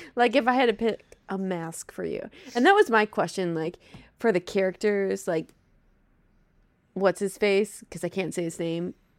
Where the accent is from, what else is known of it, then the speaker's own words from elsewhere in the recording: Wisconsin, United States; accent: Wisconsin; my Wisconsin accent will come out tenfold